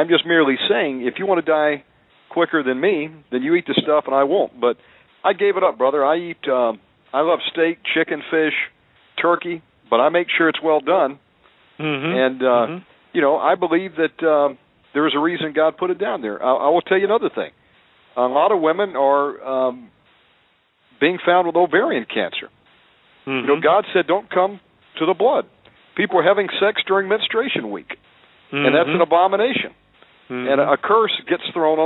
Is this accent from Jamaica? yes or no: no; Deep South, United States; I was born in the Deep South. You know, I would call myself a redneck. you know, we were raised on bacon, pork chops, ham